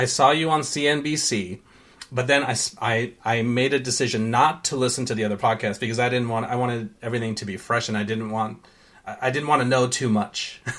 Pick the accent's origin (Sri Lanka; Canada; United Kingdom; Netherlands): Sri Lanka; born there; So I was born in Sri Lanka. I go there all the time.